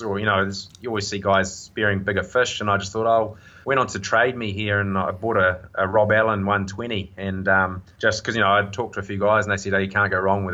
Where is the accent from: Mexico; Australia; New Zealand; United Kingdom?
New Zealand; Tauranga, Bay of Plenty; also born or lived in Hastings / Whangamata; So I was born in Hastings, but I was only there for about 3 months, and then I grew up in Tauranga.